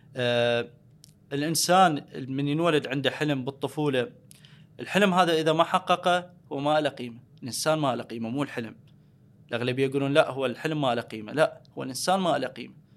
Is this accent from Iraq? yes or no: yes; Al Anbar, Iraq; انا من الانبار